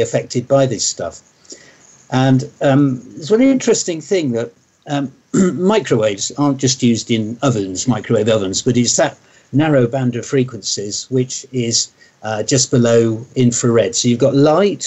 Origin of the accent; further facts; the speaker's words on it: near Oxford, South East England, United Kingdom; also born or lived in Sweden; I grew up near Oxford, and I've lived most of my life in England